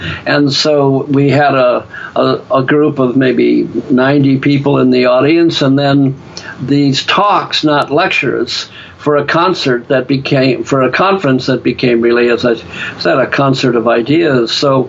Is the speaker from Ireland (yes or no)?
yes; Ireland; I found, just because I'm an Irishman with the gift of gab, that I could turn being an intellectual into what I call a stand-up intellectual.